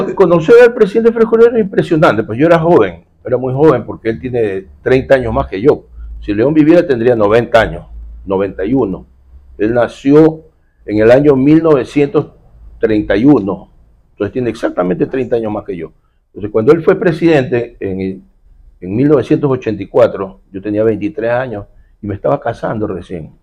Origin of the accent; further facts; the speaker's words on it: Guayaquil, Guayas, Ecuador; Eso somos los guayaquileños